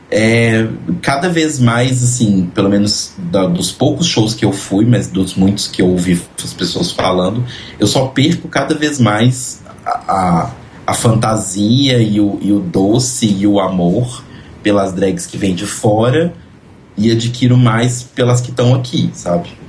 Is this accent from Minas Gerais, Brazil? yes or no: yes; Belo Horizonte, Minas Gerais, Brazil; Afinal, sou de Belo Horizonte, sempre sozinha.